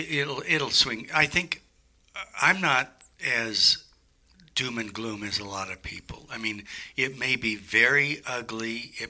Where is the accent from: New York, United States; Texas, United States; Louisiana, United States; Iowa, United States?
Iowa, United States; Des Moines; moved away as an adult; also born or lived in San Francisco; I was born in Des Moines, Iowa.